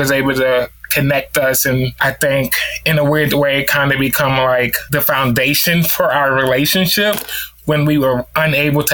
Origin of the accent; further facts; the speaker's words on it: New Orleans, Louisiana, United States; now in Knoxville, United States; I'm from New Orleans, Louisiana, here in the States. So across the pond. But I currently live in Tennessee, Knoxville, Tennessee.